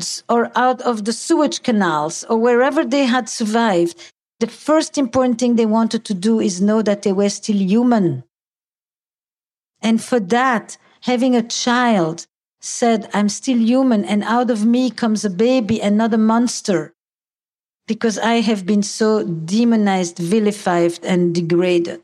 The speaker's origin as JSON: {"language": "English", "town": "Antwerp", "region": "Flanders", "country": "Belgium", "said": "I come from Antwerp"}